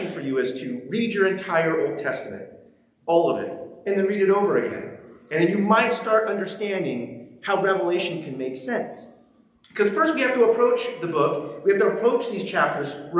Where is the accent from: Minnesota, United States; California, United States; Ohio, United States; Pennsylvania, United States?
California, United States; Ventura; moved away as an adult; now in Pacific Northwest, United States; we're from Ventura, so we live 30 minutes from the beach